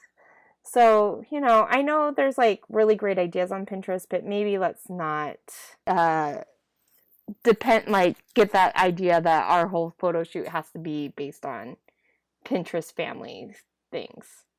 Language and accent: English; Idaho, United States; I grew up in Idaho